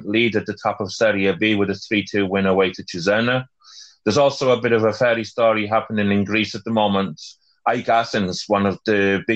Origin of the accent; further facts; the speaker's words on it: Wales, United Kingdom; as a Welshman